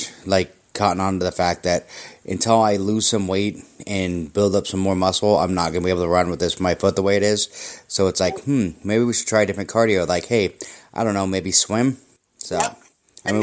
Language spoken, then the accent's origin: English; Maple Valley, Washington, United States; I grew up in Maple Valley